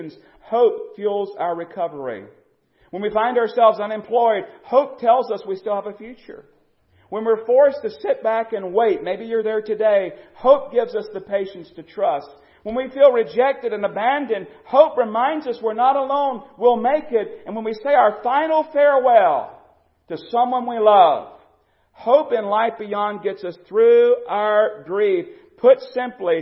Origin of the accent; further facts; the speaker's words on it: United States; we as American Christians